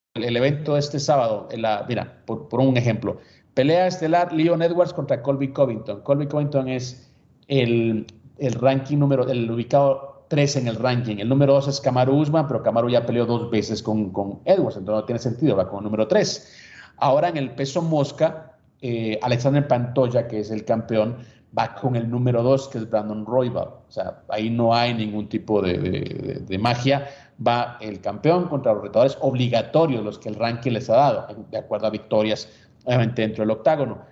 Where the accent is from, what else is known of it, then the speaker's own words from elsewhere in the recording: Guatemala; moved away; Ahora sí soy chapín